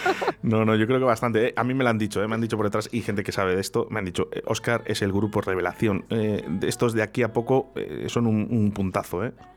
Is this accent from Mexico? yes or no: no; San Sebastián, Basque Country, Spain; estáis en Donosti, en mi tierra